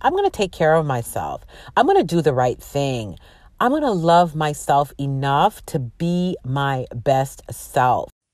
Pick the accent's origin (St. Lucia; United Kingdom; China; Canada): Canada; My parents are from Jamaica, and they migrated uh, to Canada, and that's where I was born